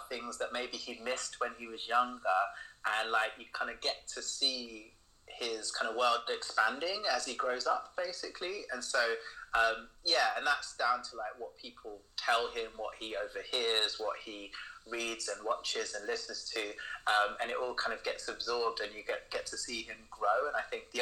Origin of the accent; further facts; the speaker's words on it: London, United Kingdom; moved away as an adult; now in Glasgow, United Kingdom; I'm originally from London, but I moved for love.